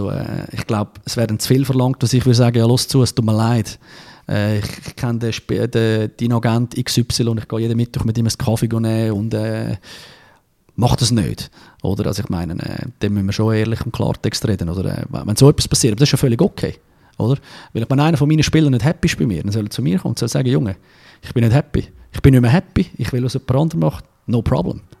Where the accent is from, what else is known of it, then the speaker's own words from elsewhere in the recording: Zurich, Switzerland; ich bin Zürcher, als Zürcher darfst du ein bisschen arrogant sein